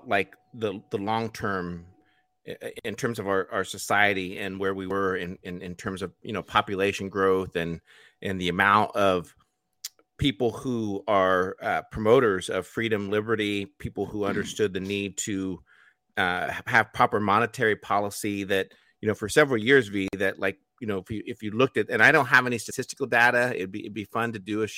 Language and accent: English; United States; as American